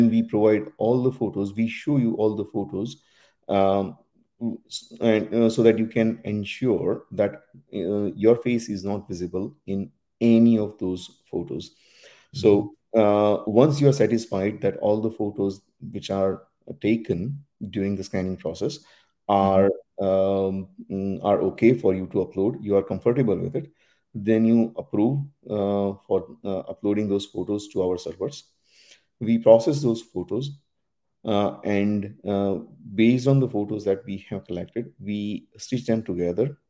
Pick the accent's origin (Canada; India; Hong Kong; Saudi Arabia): India; moved away as an adult; also born or lived in Dundee, Scotland; So I was born and raised in India.